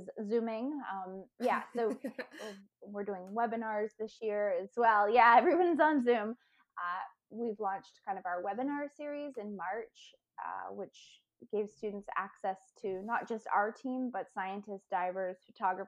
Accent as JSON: {"language": "English", "region": "Maine", "country": "United States", "tie": "born or raised there", "said": "I grew up in Maine and we didn't live right near the water, but we could drive to it"}